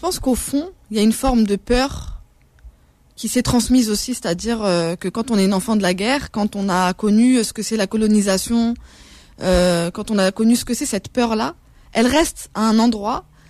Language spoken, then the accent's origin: French; France; je suis une citoyenne française